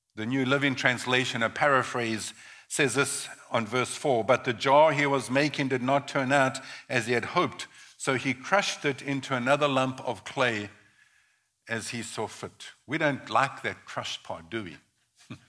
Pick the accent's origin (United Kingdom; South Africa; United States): South Africa; I was born in South Africa in the early 1960s, 1961 to be exact